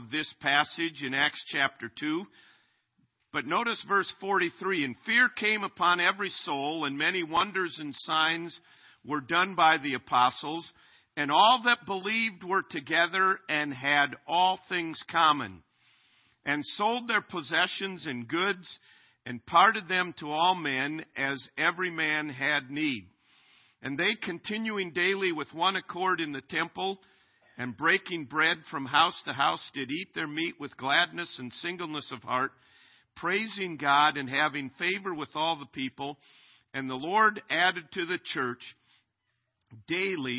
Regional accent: Minnesota, United States; now in Chariton, United States; I am a Minnesota Twins fan growing up in Minnesota

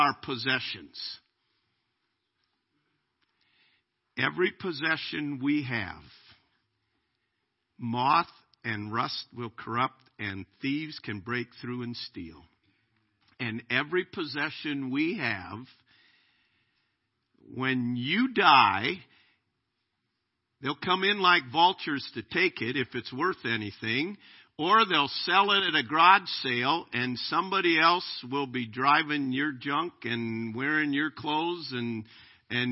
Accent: United States; I'm an American. I am glad to be an American

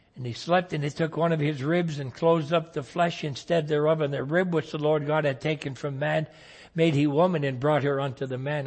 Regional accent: United States; as an American citizen

